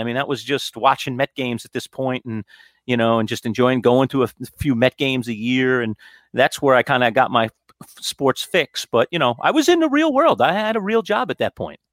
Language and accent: English; New York City, New York, United States; moved away as an adult; now in Syracuse, United States; I grew up in Queens. Queens Village is my hometown